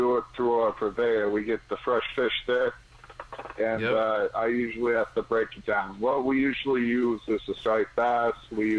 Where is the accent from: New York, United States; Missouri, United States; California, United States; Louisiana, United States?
New York, United States; moved away as an adult; also born or lived in Boston; now in Connecticut, United States; I'm from New York. I've done work up in Boston. I'm living in Connecticut now.